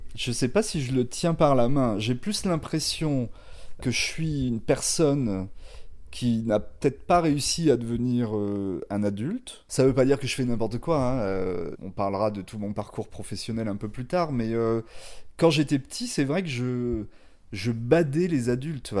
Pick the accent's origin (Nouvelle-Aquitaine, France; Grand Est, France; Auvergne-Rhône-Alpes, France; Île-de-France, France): Nouvelle-Aquitaine, France; Angoulême; qui est né à Angoulême